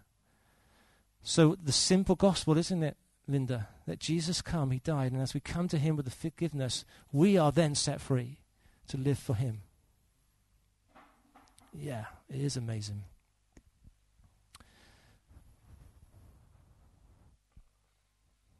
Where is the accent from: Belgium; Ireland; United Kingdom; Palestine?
United Kingdom; England; As an Englishman.